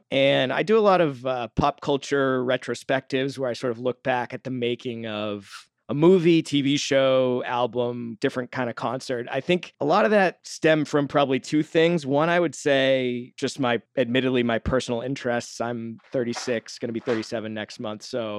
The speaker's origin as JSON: {"language": "English", "region": "Massachusetts", "country": "United States", "said": "I'm from the Boston area."}